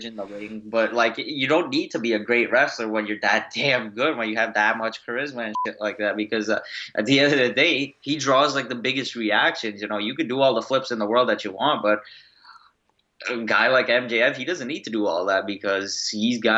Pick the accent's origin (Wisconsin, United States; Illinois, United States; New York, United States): New York, United States; Long Island; we're both from Long Island